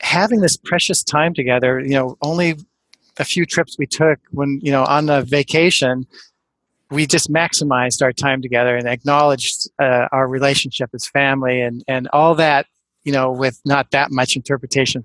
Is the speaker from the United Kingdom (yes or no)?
no; near Pasadena, above Glendale, Southern California, United States; moved away as an adult; also born or lived in Ann Arbor, Michigan / Costa Rica / Oregon; now in Seattle, United States; growing up in Southern California, in the foothills, near Pasadena, above Glendale